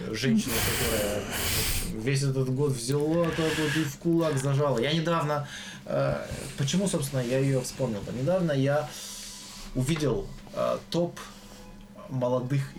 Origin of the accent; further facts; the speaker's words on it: Tolyatti, Samara Oblast, Russia; Очень советую всем послушать группу … Она, кажется, из Тольятти. И там... Ой, я не уверен, из Тольятти, да?